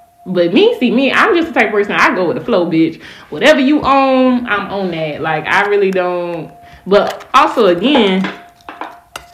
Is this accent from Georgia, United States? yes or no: yes; Savannah, Georgia, United States; I am from Savannah